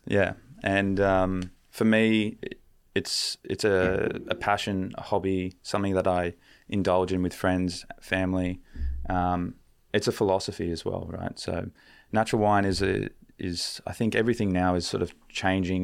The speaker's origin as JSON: {"language": "English", "town": "Canberra", "region": "Australian Capital Territory", "country": "Australia", "tie": "born or raised there", "said": "I grew up in Canberra"}